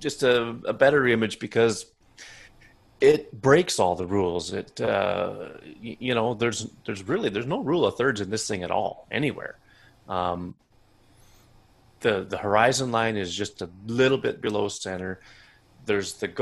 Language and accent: English; Canada; I'm Canadian